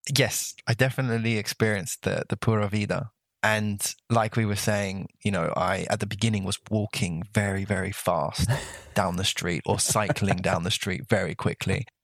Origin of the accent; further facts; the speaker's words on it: London, United Kingdom; moved away as an adult; also born or lived in Costa Rica; now in Brittany, France; I grew up in London I really don't know what it's like outside of London